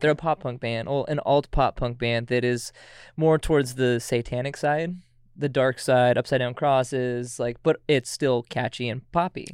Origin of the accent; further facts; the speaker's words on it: Auburn, Washington, United States; now in Everett, United States; originated from Auburn, Washington, but I live out in Everett